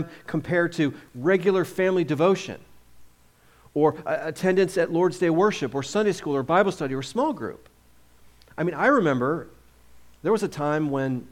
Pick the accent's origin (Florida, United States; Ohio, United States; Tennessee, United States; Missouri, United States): Missouri, United States; St. Louis; moved away; I usually say I'm from the St. Louis area because that's where I spent my childhood.